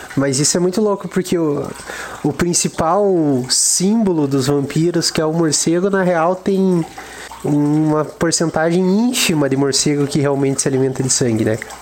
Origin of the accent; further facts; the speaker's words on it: interior of Paraná, Brazil; a gente é do interior do Paraná, Guarapuava não é uma cidade tão grande e eu ainda sou mais do interior ainda.